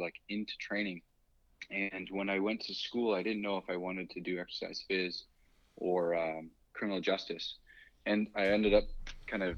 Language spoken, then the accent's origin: English; Boston, Massachusetts, United States; I grew up in Boston